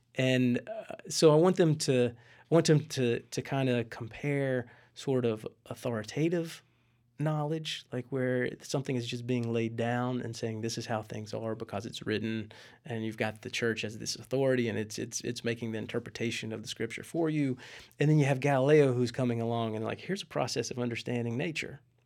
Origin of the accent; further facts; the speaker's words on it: West Virginia, United States; moved away; my hometown in West Virginia